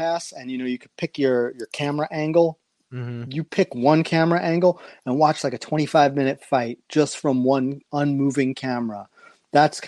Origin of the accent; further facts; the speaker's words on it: New York City, New York, United States; I've only lived in 3 places in life, Queens, Brooklyn, and Manhattan